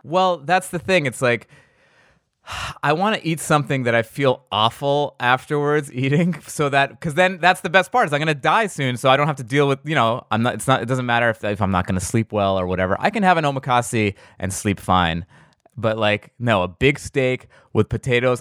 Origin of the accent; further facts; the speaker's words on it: New York, United States; I'm from New York